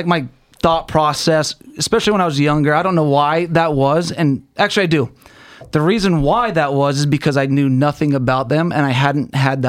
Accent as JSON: {"language": "English", "town": "Salt Lake City", "region": "Utah", "country": "United States", "said": "Salt Lake City, Utah."}